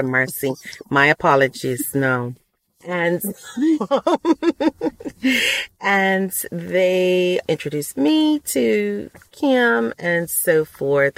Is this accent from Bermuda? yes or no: yes; Bermuda; also born or lived in Texas / Ohio / Huntsville, Alabama; now in Georgia, United States; I was born and raised in Bermuda.